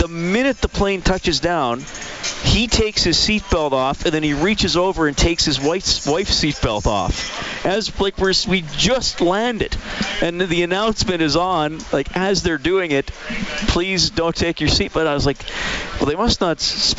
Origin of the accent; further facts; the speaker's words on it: Edmonton, Alberta, Canada; I was from Edmonton